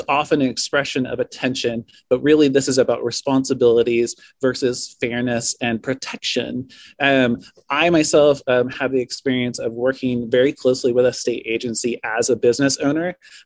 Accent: Lincoln City, Oregon, United States; I was born and raised in Lincoln City at the coast

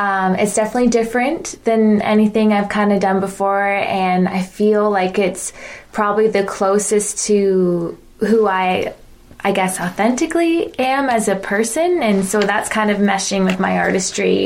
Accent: Wasaga Beach, Ontario, Canada; growing up in Wasaga Beach, I kind of know a lot of people here as well, too

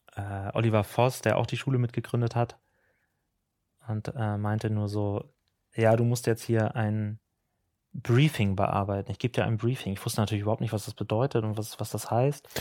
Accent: Ahrensburg, Schleswig-Holstein, Germany; also born or lived in Hamburg; ich komme aus Ahrensburg, aus Schleswig-Holstein

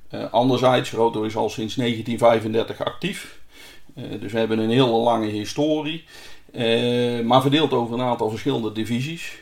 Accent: central Netherlands, Netherlands; ik kom zelf uit Midden-Nederland

